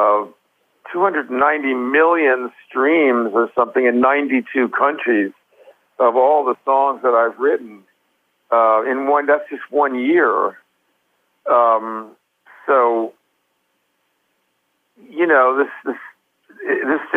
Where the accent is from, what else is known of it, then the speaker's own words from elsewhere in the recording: United States; I'm an American singer